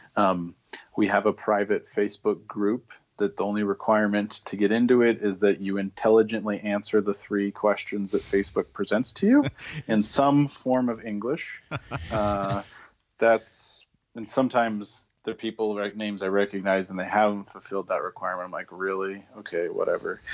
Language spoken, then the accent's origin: English; Spokane, Washington, United States; I'm originally from the Spokane, Washington area